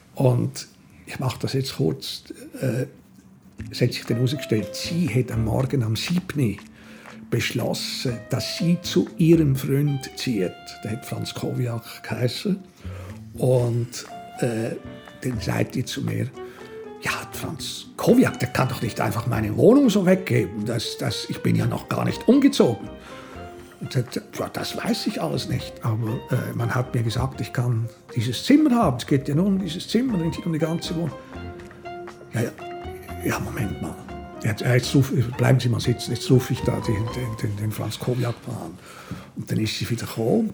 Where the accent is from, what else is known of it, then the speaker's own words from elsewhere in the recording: Switzerland; moved away as an adult; also born or lived in Zürich / Berlin; als Schweizer